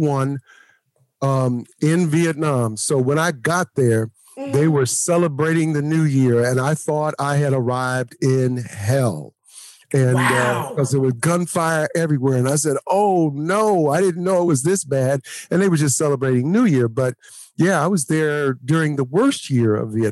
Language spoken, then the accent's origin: English; Oakland, California, United States; also born or lived in Louisiana; I was from Oakland